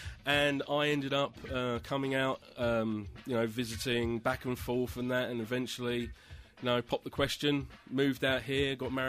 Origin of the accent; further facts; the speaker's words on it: England, United Kingdom; moved away as an adult; now in United States; as you can probably tell from the way I'm speaking, I'm from England.